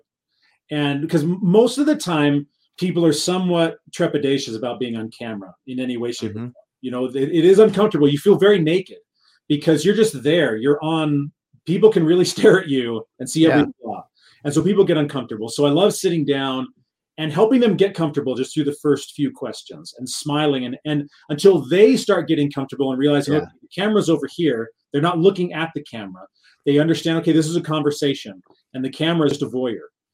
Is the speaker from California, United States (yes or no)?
yes; Southern California, United States; I come from a large family. We grew up in Southern California